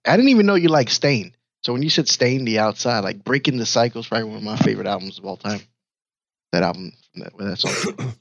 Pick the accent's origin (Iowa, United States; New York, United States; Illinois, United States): New York, United States; New York City; I'm from New York, Brooklyn, New York